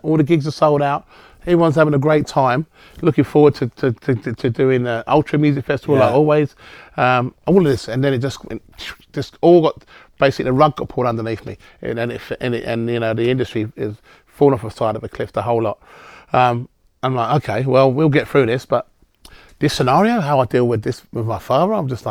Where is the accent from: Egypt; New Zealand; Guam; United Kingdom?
United Kingdom; moved away as an adult; also born or lived in Singapore / Spain / Manchester; now in Melbourne, Australia; I'm not an Australian citizen, that means I would have had to go back to the UK.